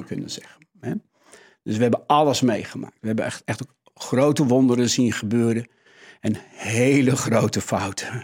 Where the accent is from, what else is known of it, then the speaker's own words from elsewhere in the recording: Netherlands; Dat zit echt in onze, ons DNA als, als Hollanders